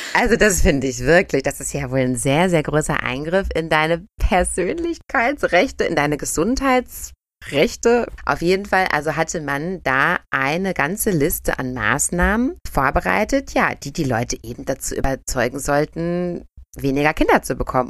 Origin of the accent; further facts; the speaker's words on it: Germany; bei uns in Deutschland